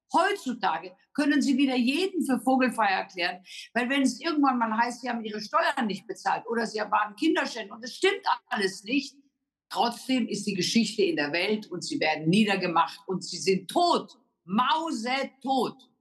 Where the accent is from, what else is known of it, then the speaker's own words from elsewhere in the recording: Germany; Wir haben als Deutsche